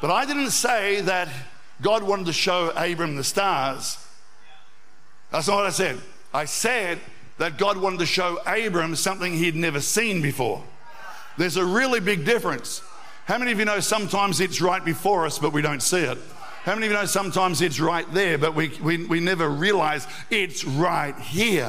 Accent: Albury, New South Wales, Australia; as a 14-year-old, we went out one night out to the Hume Weir, growing up in Albury

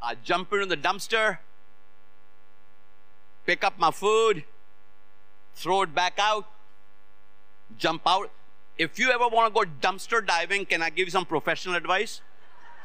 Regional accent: Lucknow, Uttar Pradesh, India; moved away as an adult; now in United States; in my hometown, in North India, city of Lucknow

